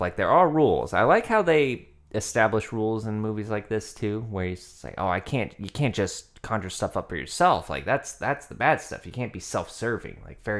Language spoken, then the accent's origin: English; Oregon, United States; We grew up in Oregon